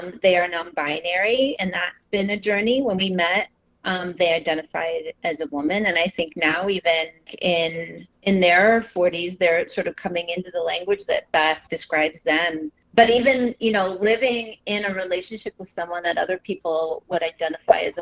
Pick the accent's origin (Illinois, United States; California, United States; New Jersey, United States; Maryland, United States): Illinois, United States; Southern; moved away as an adult; now in Chicago, United States; I grew up in the Midwest in Southern Illinois. I have lived in Chicago for over 20 years